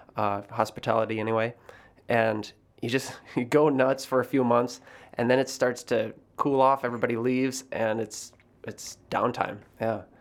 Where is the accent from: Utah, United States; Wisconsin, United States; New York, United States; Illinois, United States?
Wisconsin, United States; Sister Bay; now in Chicago, United States; growing up in Door County was, was incredible